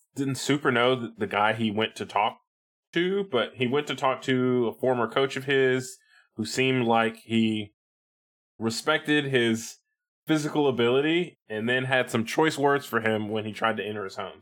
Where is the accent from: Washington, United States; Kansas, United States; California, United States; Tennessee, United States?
Tennessee, United States; I grew up in Tennessee